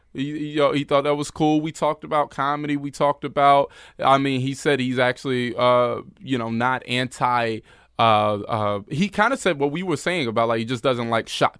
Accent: Winston-Salem, North Carolina, United States; moved away; I'm from North Carolina. I grew up in North Carolina.

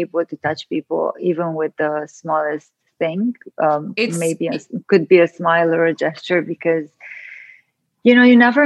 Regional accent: Transylvania, Romania; moved away; where I grew up in Transylvania, Romania. And I actually grew up on a farm in a communist country

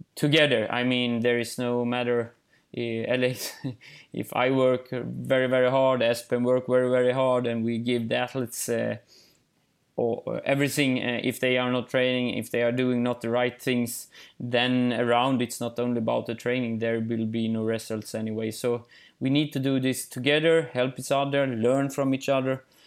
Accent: Eksjö, Jönköping County, Sweden; English is a second language; also born or lived in northern Sweden; I'm in Småland in Eksjö, in my hometown

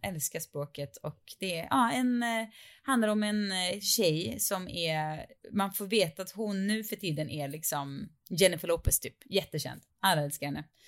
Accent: Sweden; vi svenskar

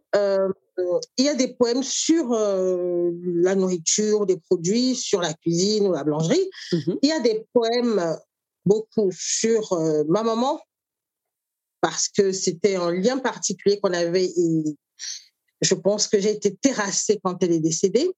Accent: Douala, Littoral, Cameroon; moved away as an adult; now in France; j'ai grandi au Cameroun, suis arrivée en France euh, adulte

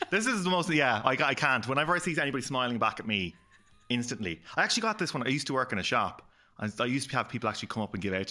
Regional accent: Dublin, Leinster, Ireland; also born or lived in Belfast, Northern Ireland / Clare, Ireland; I was born in Belfast, um, sort of a mixed marriage up there, Catholic and Protestant. Uh, sort of thing there, and we moved to Clare at a young age, and then moved to Dublin, all that sort of stuff.

